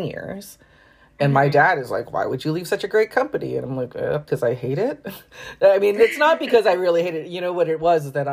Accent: Bay Area, Silicon Valley, California, United States; moved away; also born or lived in Brooklyn, New York; I grew up in the Bay Area, in the Silicon Valley, and it's so expensive

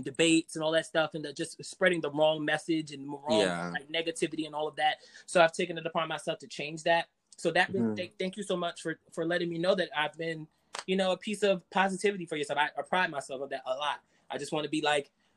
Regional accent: New York, United States; I'm from New York, born and raised, been here all my life, haven't been anywhere else

